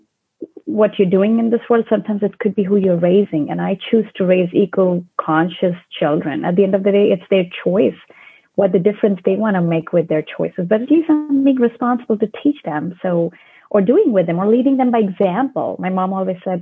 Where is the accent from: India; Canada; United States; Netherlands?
India; moved away; So I was born in India, and growing up in India, we were always very close to nature because I belong to a very small town near the Himalayan mountains